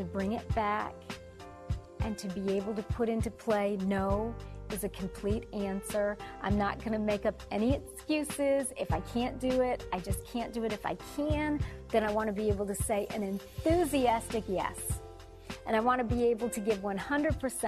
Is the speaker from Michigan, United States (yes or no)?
yes; Detroit, Michigan, United States; moved away; I am originally from Detroit, or as I like to call it, Motown